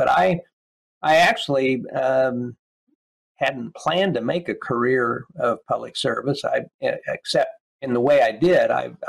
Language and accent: English; Kansas, United States; moved away as an adult; my experience growing up in Kansas